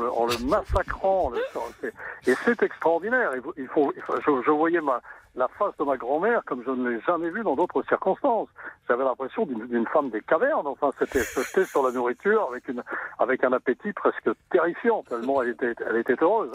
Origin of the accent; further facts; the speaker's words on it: Brittany, France; je suis originaire de la Dutte